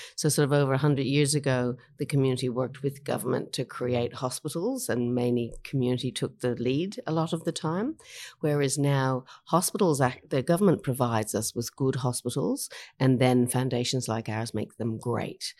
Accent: Ireland; moved away as an adult; also born or lived in Sydney, Australia / Mount Fairy, New South Wales; now in Australia; I was born in Ireland, um, but I've been in Australia for over thirty years.

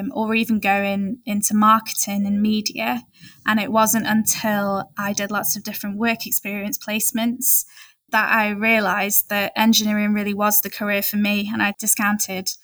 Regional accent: Maldives; now in United Kingdom; I was born in the Maldives

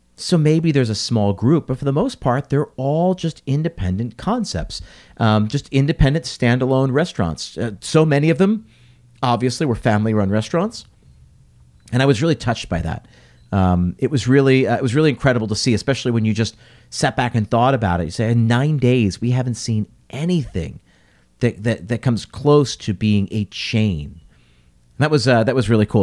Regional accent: United States; an American who was raised here, lived here, you know, does business here.

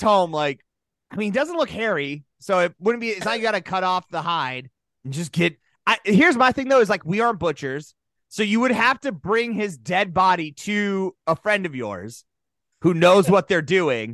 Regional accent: South Dakota, United States; we grew up in South Dakota

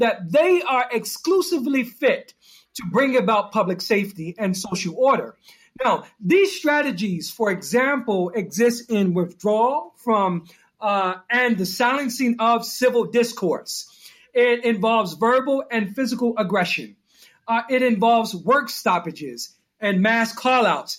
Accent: Newark, New Jersey, United States; I come from Newark, New Jersey. It's a rough community

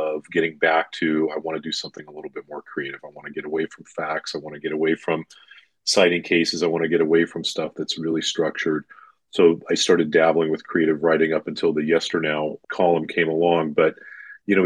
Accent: Long Beach, California, United States; growing up in Long Beach, California, and raised my family there

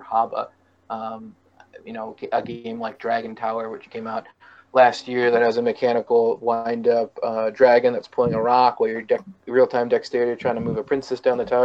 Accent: Syracuse, New York, United States; I'm from Syracuse.

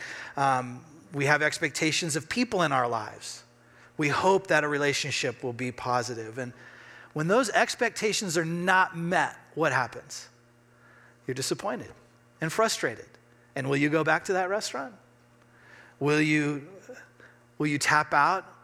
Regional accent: Redmond, Oregon, United States; also born or lived in Bend, Oregon; I grew up in Bend in Central Oregon. I grew up in Redmond

